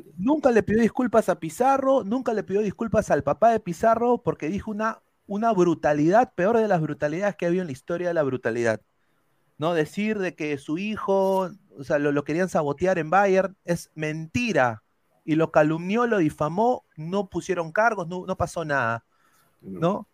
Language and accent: Spanish; Peru